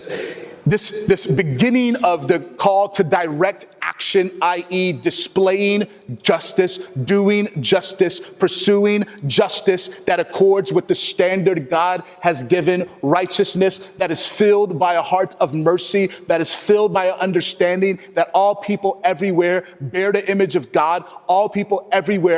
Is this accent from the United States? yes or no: yes; Texas, United States; I am from Texas